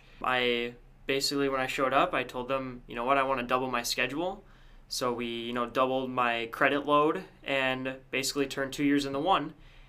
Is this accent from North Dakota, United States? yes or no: yes; Devils Lake, North Dakota, United States; I am from Devils Lake, North Dakota.